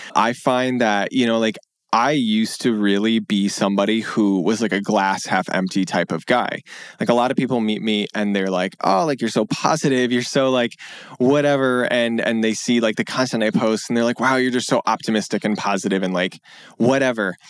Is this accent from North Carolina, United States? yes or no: no; Grand Rapids, Michigan, United States; moved away as an adult; also born or lived in Pennsylvania / Washington, D.C.; I moved back to Michigan to my hometown in West Michigan in Grand Rapids